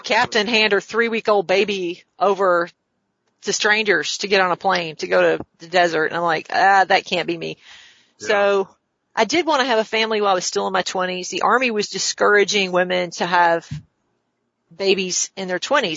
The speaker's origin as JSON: {"language": "English", "region": "the South", "country": "United States", "also_born_or_lived": "Washington, District of Columbia, United States", "lives_now": "Augusta, United States", "said": "I'm from the South."}